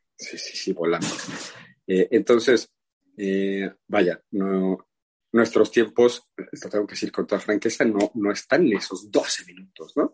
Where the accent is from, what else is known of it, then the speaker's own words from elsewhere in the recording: Mexico; como buenos mexicanos